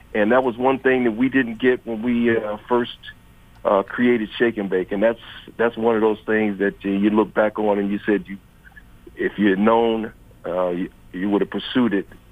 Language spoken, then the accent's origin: English; Detroit, Michigan, United States; moved away; I'm from Detroit